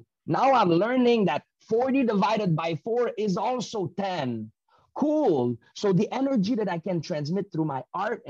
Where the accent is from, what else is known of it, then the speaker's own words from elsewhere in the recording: Canada; The privilege we have as Canadian still come from the Canadian injustice led and organized around the world.